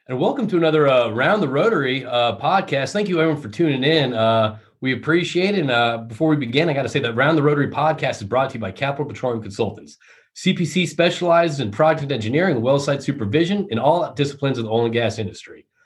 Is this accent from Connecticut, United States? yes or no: yes; Connecticut, United States; now in Houston, United States; I grew up in Connecticut